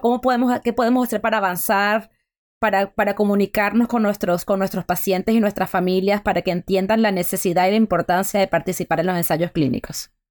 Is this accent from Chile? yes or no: no; Venezuela; yo soy venezolana